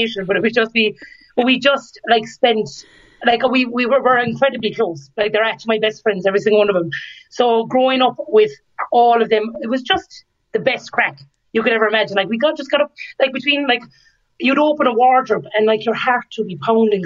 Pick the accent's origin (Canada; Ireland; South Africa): Ireland; County Limerick, Munster; I grew up in County Limerick